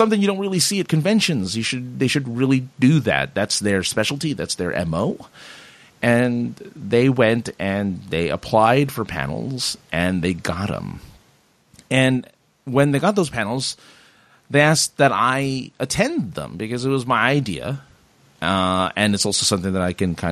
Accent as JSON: {"language": "English", "region": "Southern California", "country": "United States", "said": "I'm from Southern California"}